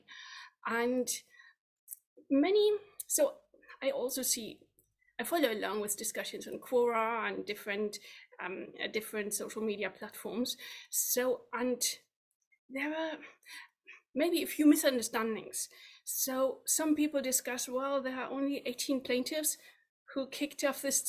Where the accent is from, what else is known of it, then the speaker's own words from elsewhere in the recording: Germany; moved away as an adult; now in United Kingdom; My home country is Germany, where I worked from central bank to investment bank in the headquarters in Frankfurt